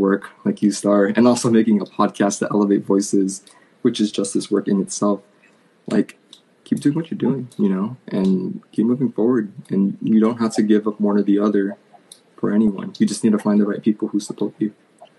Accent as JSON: {"language": "English", "region": "New York", "country": "United States", "tie": "born or raised there", "lives_now": "California, United States", "said": "Born and raised in New York. Now a California boy."}